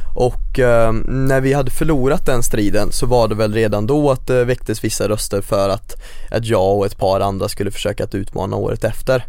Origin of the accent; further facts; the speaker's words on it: Greby, between Skövde and Töreboda, Västergötland, Västra Götaland, Sweden; now in Gothenburg, Sweden; Växte upp mitt ute i ingenstans och det vore en, en överdrift att kalla det ett samhälle. Det var mer ett geografiskt område som råkade innefatta ett par hus och det heter Greby